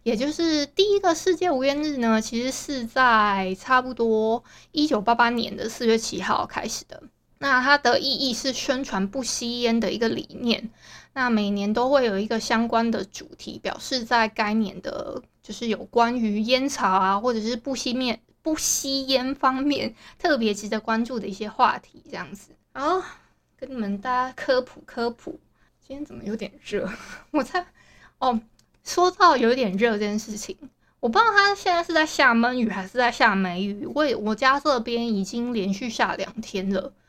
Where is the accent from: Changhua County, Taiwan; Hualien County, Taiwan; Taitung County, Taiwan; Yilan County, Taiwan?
Hualien County, Taiwan; Hualien; 我因为我住花莲，诶，应该不会有听友不知道我是花莲人吧？然后自己自认为这是一个自认为，那我再讲一次，我是花莲人。